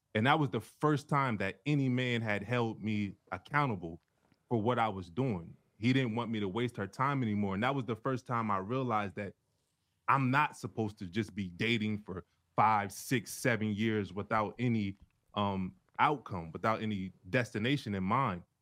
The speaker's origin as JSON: {"language": "English", "region": "Delaware", "country": "United States", "tie": "born or raised there", "also_born_or_lived": "Cincinnati", "moved": "as an adult", "said": "we're both from Delaware"}